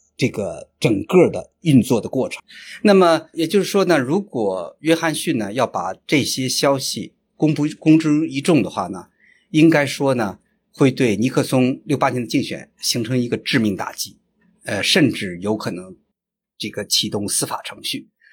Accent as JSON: {"language": "Chinese", "country": "China", "said": "这个著名的我们中国人熟知的陈纳德的呃夫人那个陈香梅"}